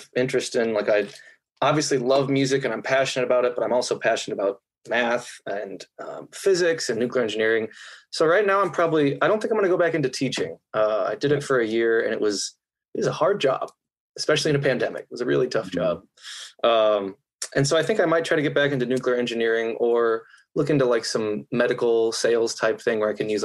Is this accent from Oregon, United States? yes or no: no; Columbia, Illinois, United States; I grew up in Columbia, Illinois, right near St. Louis.